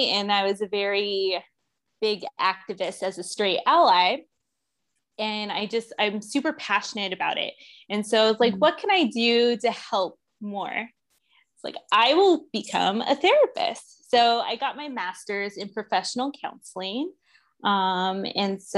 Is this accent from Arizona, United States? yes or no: yes; Phoenix, Arizona, United States; also born or lived in Florida; I was born and raised in Phoenix, Arizona. I'm still here